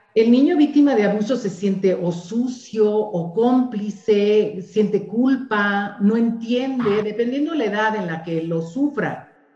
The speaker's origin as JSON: {"language": "Spanish", "country": "Mexico", "said": "somos las madres mexicanas"}